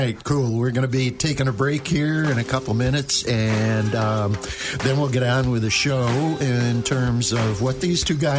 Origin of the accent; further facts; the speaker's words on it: Attica, New York, United States; I grew up in Attica, New York